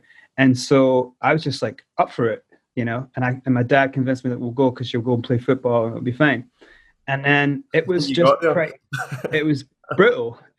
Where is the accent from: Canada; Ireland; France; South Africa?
South Africa; now in Motherwell, United Kingdom; Because I was born in South Africa and moved to Motherwell in 94.